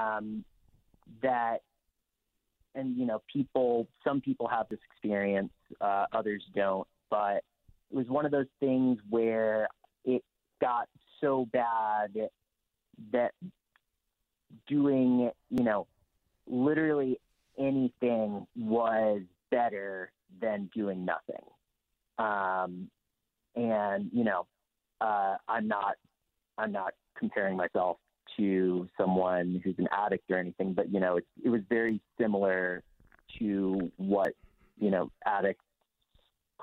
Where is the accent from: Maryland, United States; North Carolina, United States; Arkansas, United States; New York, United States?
North Carolina, United States; Tryon; I'm from Western North Carolina, a little town called Tryon.